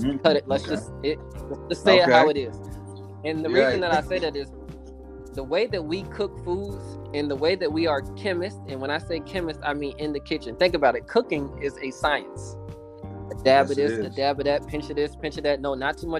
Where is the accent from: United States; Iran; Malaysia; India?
United States; the South; I'm from the South